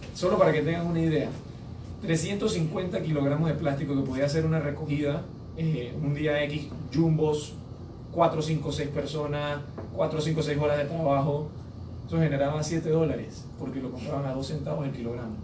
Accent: Panama; Nosotros como, como panameños

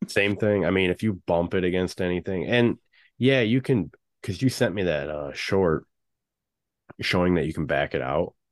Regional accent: Michigan, United States; I'm from Michigan

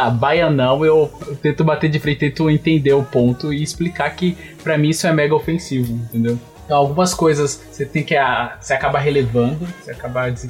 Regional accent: Bahia, Brazil; now in São Paulo, Brazil; todo mundo sabe que eu vim da Bahia e aí eu sofri muito. Aqui em São Paulo, as pessoas têm aquele modo pejorativo de falar de baianão e tal

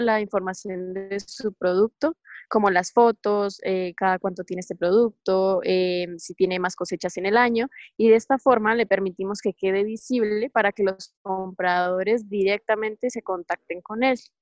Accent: Boyacá, Colombia; soy boyacense, vivo en Toca, Boyacá

